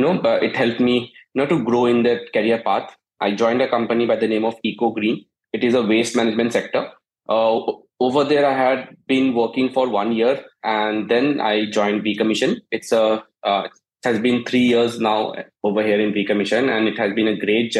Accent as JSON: {"language": "English", "town": "Siliguri", "region": "West Bengal", "country": "India", "tie": "born or raised there", "also_born_or_lived": "Chandigarh", "moved": "as an adult", "lives_now": "Gurgaon, India", "said": "I'm born and brought up in Siliguri, West Bengal"}